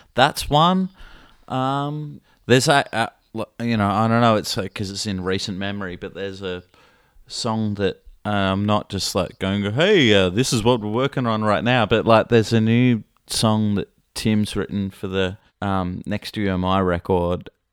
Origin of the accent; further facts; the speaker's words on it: Australia; a kid growing up in Australia